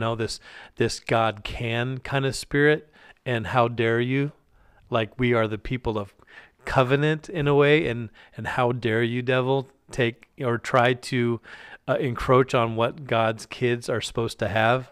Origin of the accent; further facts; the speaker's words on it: Alaska, United States; I grew up in Alaska